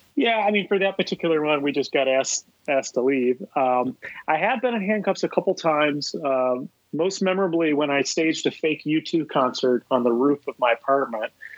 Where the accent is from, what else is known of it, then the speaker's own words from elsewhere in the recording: Columbia, South Carolina, United States; moved away as an adult; now in New York, United States; I grew up in Columbia, South Carolina